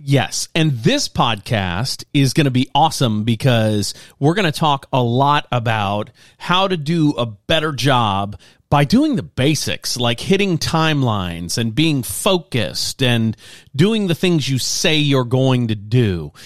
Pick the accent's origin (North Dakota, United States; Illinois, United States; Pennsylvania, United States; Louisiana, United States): Louisiana, United States; Lafayette; moved away; I grew up in Lafayette, Louisiana, and it's kind of a slow pace, slower pace there.